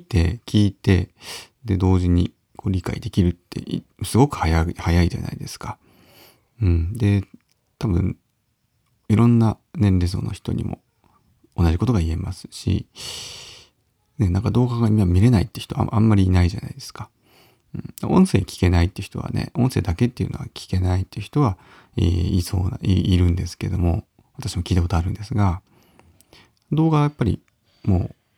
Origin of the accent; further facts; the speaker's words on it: Uonuma, Niigata, Japan; 私の地元である魚沼のちっちゃなちっちゃなね、地元の、えー、地域のお祭り